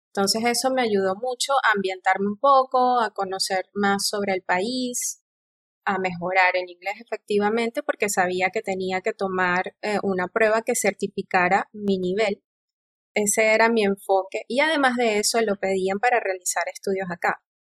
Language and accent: Spanish; El Tigre, Anzoátegui, Venezuela; moved away; also born or lived in Canada / Tromsø, Norway; Soy venezolana, oriunda de la ciudad del Tigre